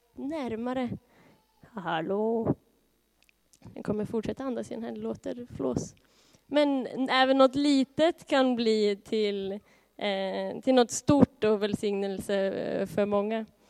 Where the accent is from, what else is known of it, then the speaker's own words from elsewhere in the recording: Norrköping, Östergötland, Sweden; född och uppvuxen i Norrköping